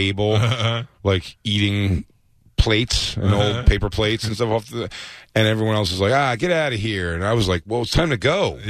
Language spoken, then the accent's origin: English; Philadelphia, Pennsylvania, United States; born or raised there